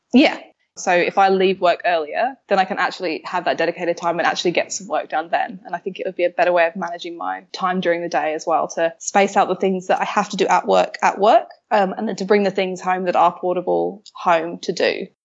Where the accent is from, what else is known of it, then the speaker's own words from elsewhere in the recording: London, United Kingdom; moved away as an adult; now in Melbourne, Australia; I'm a Londoner, but I live in Melbourne. I moved here five years ago or so now.